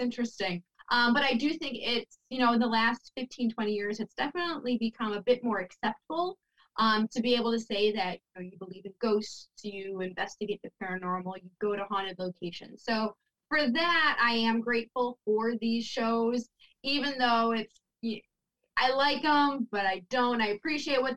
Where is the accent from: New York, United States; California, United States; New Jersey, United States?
New York, United States; Buffalo; I'm from Buffalo, New York